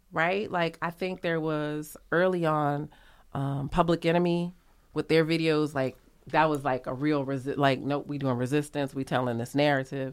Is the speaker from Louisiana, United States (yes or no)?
yes; New Orleans, Louisiana, United States; I'm from New Orleans